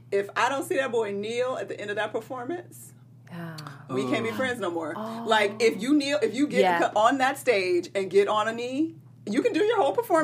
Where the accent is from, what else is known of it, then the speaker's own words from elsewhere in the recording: Atlanta, Georgia, United States; it's in my hometown, Atlanta, Georgia.